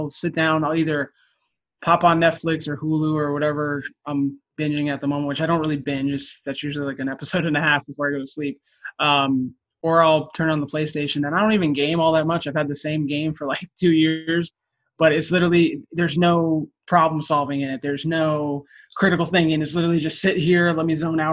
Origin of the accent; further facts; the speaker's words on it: New Jersey, United States; I'm from New Jersey